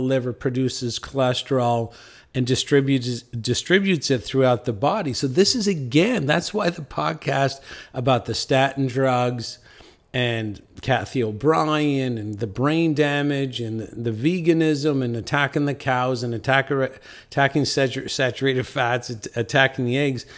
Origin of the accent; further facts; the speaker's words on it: St. John's, Newfoundland and Labrador, Canada; I'm from Saint John's, Newfoundland